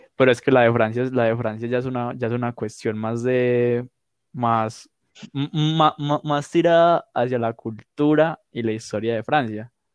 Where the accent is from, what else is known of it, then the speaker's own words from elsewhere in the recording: Medellín, Antioquia, Colombia; yo nací acá, yo me crio acá